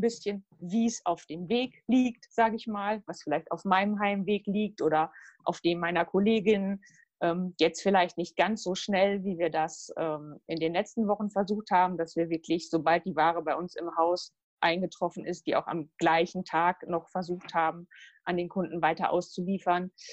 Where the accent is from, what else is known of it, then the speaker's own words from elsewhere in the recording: Halle, North Rhine-Westphalia, Germany; also born or lived in Gütersloh; Ich bin auch in Halle zur Schule gegangen